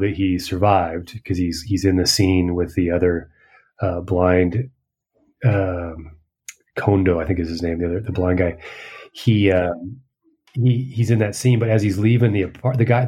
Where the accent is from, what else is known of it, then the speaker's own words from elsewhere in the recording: United States; now in Peru; as an American